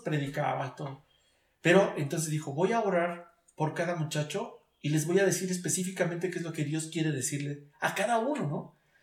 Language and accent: Spanish; Mexico City, Mexico; siendo chilango